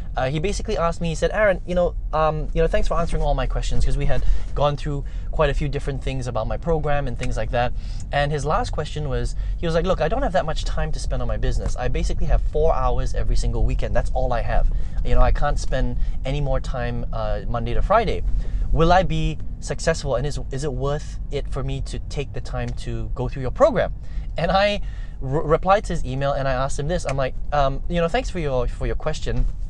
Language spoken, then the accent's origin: English; Malaysia; I'm Chinese, right? I'm Malaysian Chinese